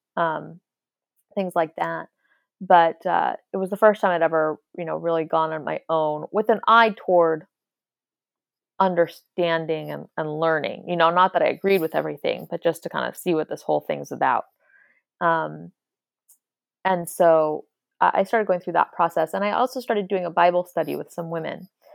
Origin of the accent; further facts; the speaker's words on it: Irvine, California, United States; moved away as an adult; also born or lived in Cambridge, Massachusetts; I grew up in the United States, in Orange County